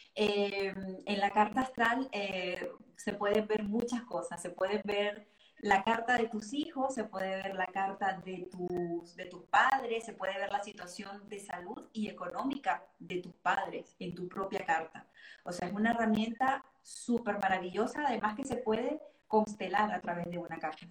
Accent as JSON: {"language": "Spanish", "country": "Venezuela", "tie": "born or raised there", "moved": "as an adult", "lives_now": "Geneva, Switzerland", "said": "nací y crecí en Venezuela y me vine en el 2016 acá a, Ginebra, Suiza"}